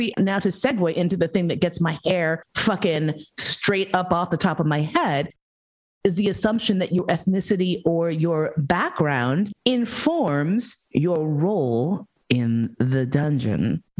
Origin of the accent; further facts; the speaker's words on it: New York, United States; I grew up in New York